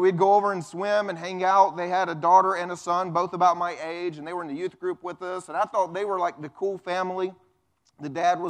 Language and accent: English; the Bible Belt, United States; I grew up, I grew up here in the Bible Belt going to church